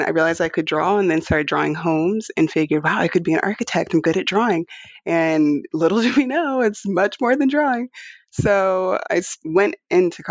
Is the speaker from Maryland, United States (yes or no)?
yes; Charles County, Maryland, United States; moved away as an adult; also born or lived in Houston, Texas; I grew up in Maryland, Charles County, Maryland, and loved it out there